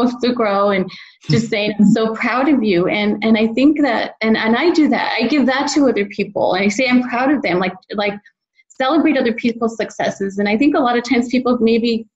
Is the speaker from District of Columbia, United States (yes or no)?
no; El Paso, Texas, United States; moved away; El Paso, my hometown, which is a border town right across is Juarez, Mexico